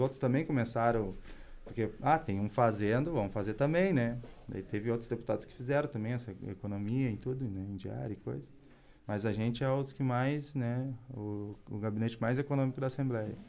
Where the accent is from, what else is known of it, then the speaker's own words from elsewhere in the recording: Novo Hamburgo, Rio Grande do Sul, Brazil; Eu sou de Novo Hamburgo.